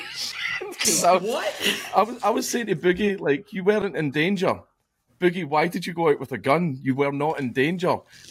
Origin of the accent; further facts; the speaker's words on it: Scotland, United Kingdom; I'm Scottish.